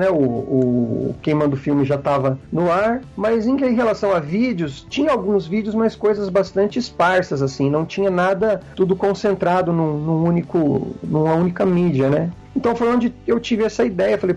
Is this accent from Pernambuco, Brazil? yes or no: no; Londrina, Paraná, Brazil; eu sou de Londrina, não sei se eu comentei isso